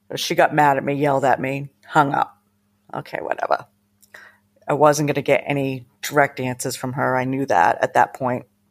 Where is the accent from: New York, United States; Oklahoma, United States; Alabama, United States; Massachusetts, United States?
Massachusetts, United States; I grew up in Massachusetts with my mom, my dad, two